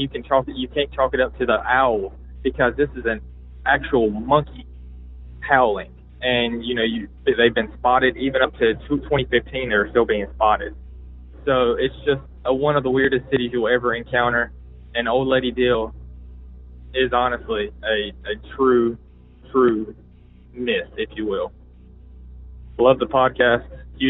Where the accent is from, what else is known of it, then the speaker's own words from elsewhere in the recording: Blues Creek, North Carolina, United States; I am from Blues Creek, North Carolina, a hotbed of paranormal and cryptid sightings.